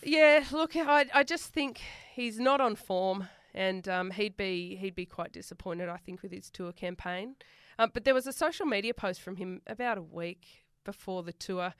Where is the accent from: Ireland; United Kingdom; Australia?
Australia; Sydney, New South Wales; accent: bogan; moved away; I'm from Western Sydney